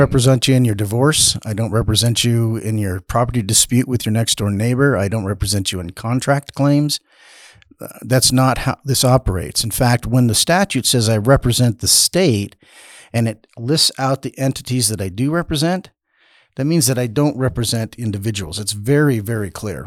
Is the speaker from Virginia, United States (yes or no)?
no; Caldwell, Idaho, United States; I was born in Caldwell. I've lived my life in, uh, Idaho